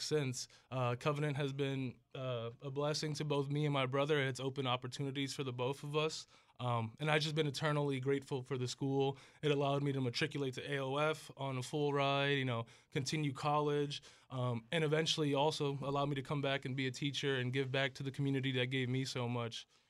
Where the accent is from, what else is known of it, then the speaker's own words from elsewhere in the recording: Hartford, Connecticut, United States; I was born and raised in Hartford, Connecticut.